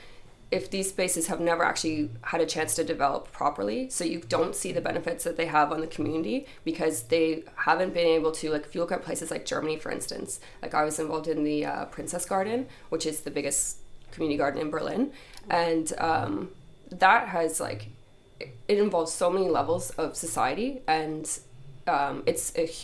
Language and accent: English; Canada; moved away as an adult; now in Dublin, Ireland; I'm originally from Canada and I've been travelling for about 6 years